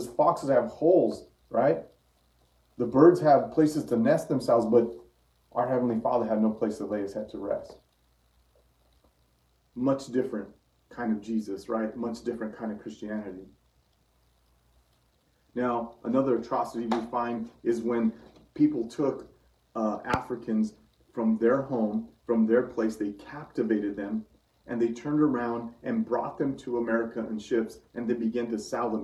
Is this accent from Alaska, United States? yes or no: no; Santa Fe, New Mexico, United States; my hometown is Santa Fe, New Mexico.